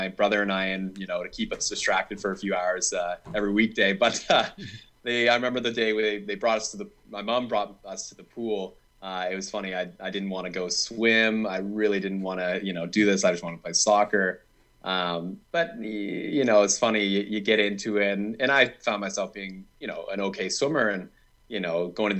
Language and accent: English; Vancouver Island, British Columbia, Canada; I'm from Vancouver Island.